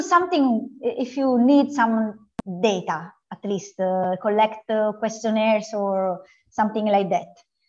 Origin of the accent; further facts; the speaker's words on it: Italy; I'm from Italy